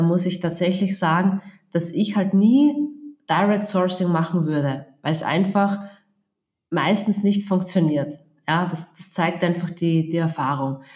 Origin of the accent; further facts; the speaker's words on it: Austria; accent: Austrian dialect; man hört es am Dialekt, ich bin Österreicherin, also ich, ich wohne und lebe in Österreich